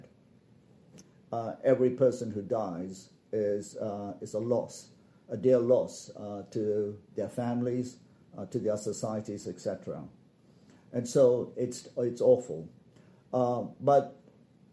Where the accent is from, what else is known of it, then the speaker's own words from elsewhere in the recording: Malaysia; I come from Malaysia